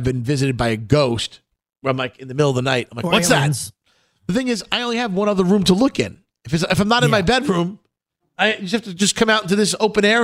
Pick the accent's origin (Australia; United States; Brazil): United States; New York City, New York; we're from Brooklyn